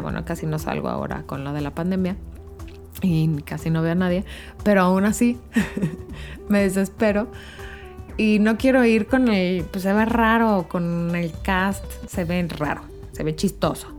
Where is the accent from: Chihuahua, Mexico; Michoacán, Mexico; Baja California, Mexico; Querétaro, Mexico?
Querétaro, Mexico; Yo soy de Querétaro